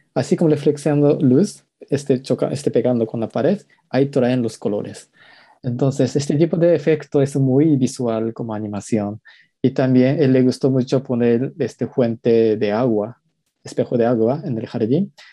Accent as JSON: {"language": "Spanish", "country": "Japan", "tie": "born or raised there", "second_language": "Spanish", "moved": "as an adult", "lives_now": "Mexico", "said": "como crecí en Japón, es un país de los mangas"}